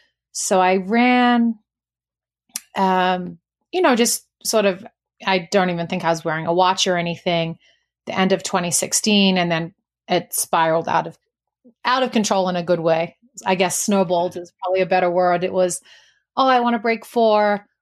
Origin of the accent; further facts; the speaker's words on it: New Zealand; I am from New Zealand originally, so I apologize if anyone has any difficulty with the accent. Most of it has sort of dropped off